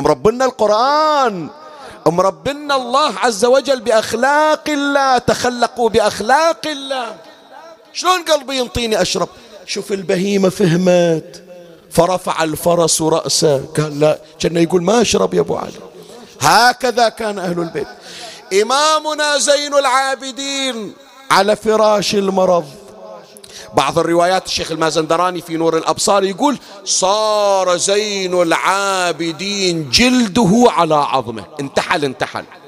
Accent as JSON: {"language": "Arabic", "country": "Bahrain", "said": "من العادات اللي كانت عندنا بالبحرين"}